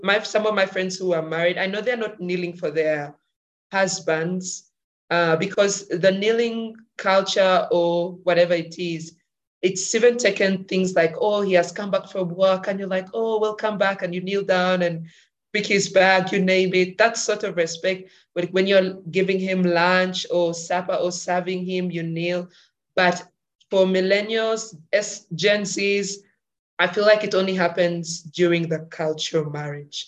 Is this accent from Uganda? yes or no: yes; Uganda; I'm from Uganda